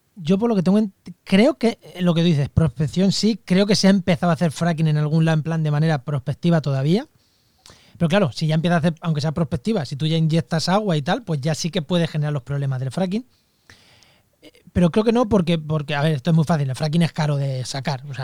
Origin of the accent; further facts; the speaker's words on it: Albacete, Castilla-La Mancha, Spain; en mi, tierra, en Albacete